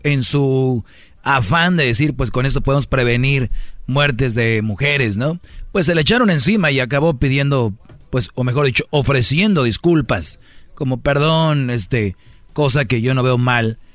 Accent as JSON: {"language": "Spanish", "country": "Mexico", "said": "Yo soy mexicano"}